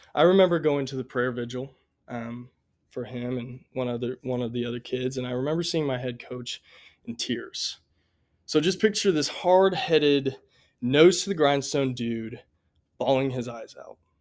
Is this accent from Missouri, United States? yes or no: yes; Columbia, Missouri, United States; I grew up right here in Columbia, Missouri